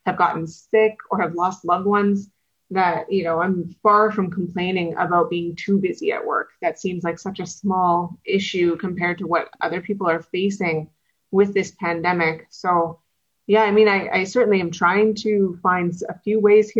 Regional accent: Winkler, Manitoba, Canada; I did grow up in Winkler.

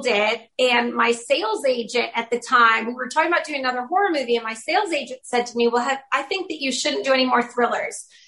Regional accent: Georgetown, Massachusetts, United States; moved away as an adult; also born or lived in Los Angeles / New Mexico; when I was a kid growing up in Massachusetts

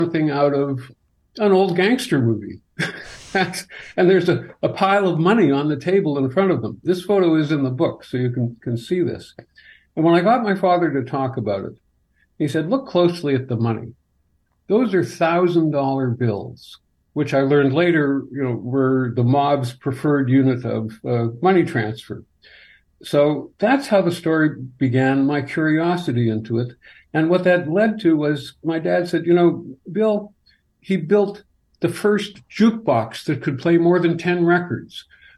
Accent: Morden, Manitoba, Canada; I grew up in Morden

